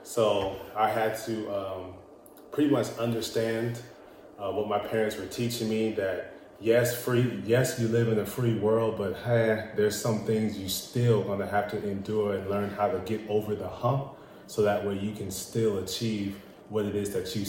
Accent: Indio, California, United States; also born or lived in Fresno, California; Where I grew up is in the illustrious Indio, California

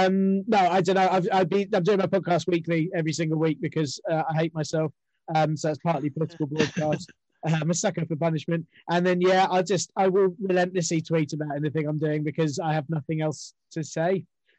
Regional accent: London, United Kingdom; my nan was from Russian, Polish origin, on my other side, Irish. But I'm from North London.

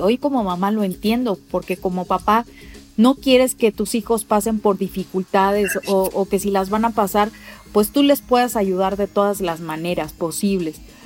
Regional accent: Mexico City, Mexico; yo nací en la Ciudad de México

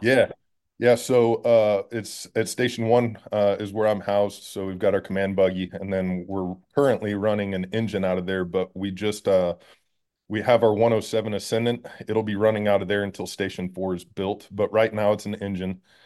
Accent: Schertz, Texas, United States; moved away as an adult; also born or lived in Tennessee; I'm from Texas. I was born in Texas

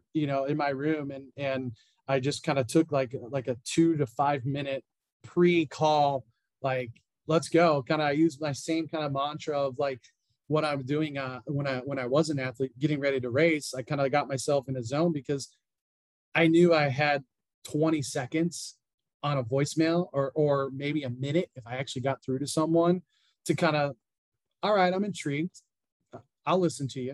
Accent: South Bend, Indiana, United States; also born or lived in Chicago; now in Crawfordsville, United States; I'd born and raised in Indiana, went to IU.

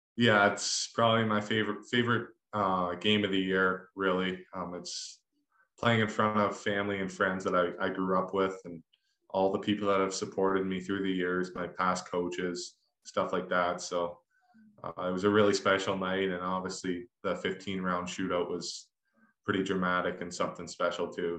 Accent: Canada; growing up in Canada

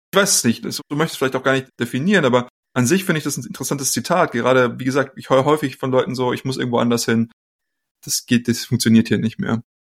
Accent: Germany; moved away; wir als Deutsche

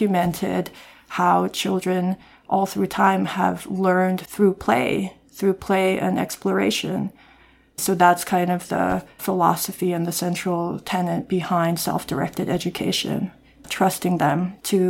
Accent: South Korea; moved away; I'm from Korea, I have Korean ancestry

